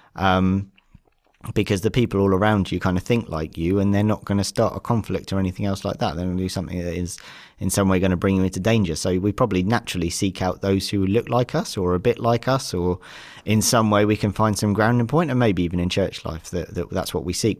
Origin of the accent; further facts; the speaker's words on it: Devon, South West England, United Kingdom; I've grown up in a very white centric, um, lower middle class um, environment, kind of where I grew up down in Devon